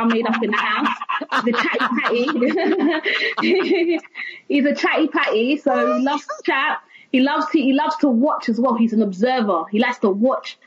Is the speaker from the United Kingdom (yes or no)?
yes; London, United Kingdom; also born or lived in Stratford, London; young black girl from East London, Canning Town, Stratford, growing up in Canning Town, living in Stratford.